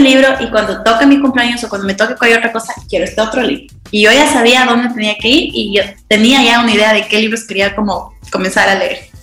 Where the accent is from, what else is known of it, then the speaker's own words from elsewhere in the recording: Ecuador; now in La Joya de los Sachas, Ecuador; soy de Ecuador, un país muy, muy chiquito en Sudamérica